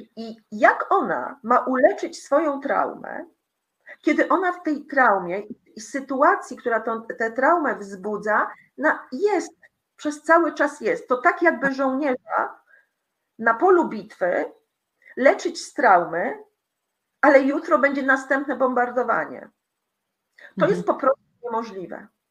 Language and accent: Polish; Poland; moved away as an adult; also born or lived in Greece / Italy; uciekłam, y, z Polski, y, w osiemdziesiątym chyba siódmym roku, y, m, byłam emigrantką